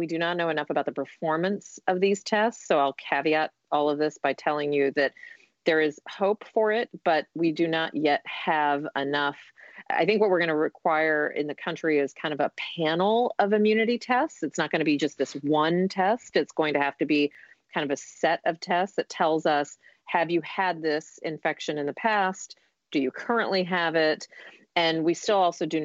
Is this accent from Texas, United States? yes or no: yes; Texas, United States; I'm from Texas